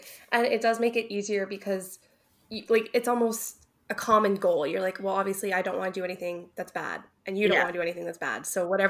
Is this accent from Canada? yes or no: yes; New Brunswick, Canada; I'm from New Brunswick